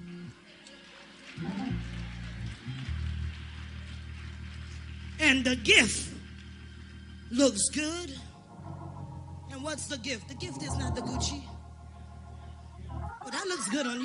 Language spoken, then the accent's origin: English; Trinidad & Tobago; I'm from Trinidad